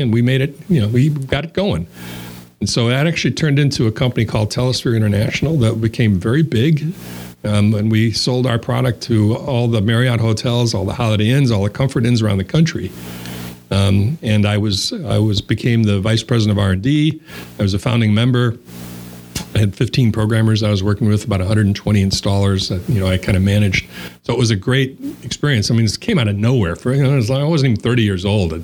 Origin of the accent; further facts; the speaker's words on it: Chicago, Illinois, United States; moved away; also born or lived in Wisconsin; I was born and raised in Chicago, so that made me what they call around here a fib